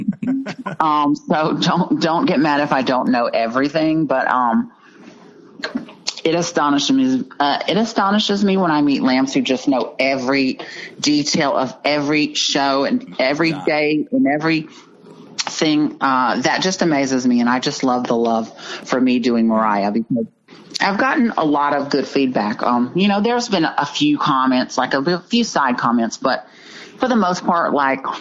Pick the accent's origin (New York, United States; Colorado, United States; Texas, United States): Texas, United States; Dallas; I'm from Dallas, Texas